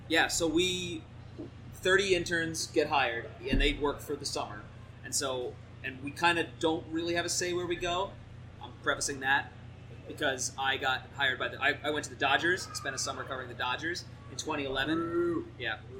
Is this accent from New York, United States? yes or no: no; New Jersey, United States; moved away; I grew up in uh, New Jersey